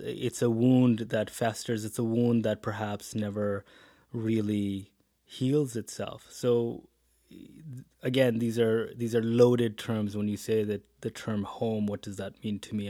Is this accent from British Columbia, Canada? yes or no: yes; interior British Columbia, Canada; moved away as an adult; also born or lived in Hamilton, Ontario / Edmonton; now in Calgary, Canada; born in Hamilton, Ontario, came out to the West, grew up in B C, interior B C